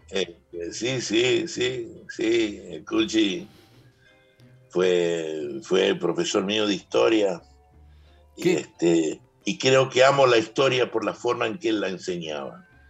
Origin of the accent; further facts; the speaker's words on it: Guachipas, Salta, Argentina; moved away; el pueblito donde yo nací, está yendo a Cafayate, eh, que se llama Guachipas